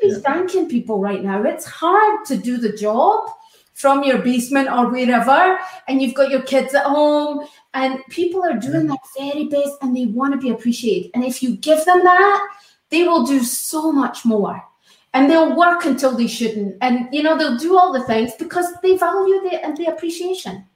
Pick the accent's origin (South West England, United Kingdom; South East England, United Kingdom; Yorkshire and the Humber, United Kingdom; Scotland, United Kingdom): Scotland, United Kingdom; now in United States; I'm Scottish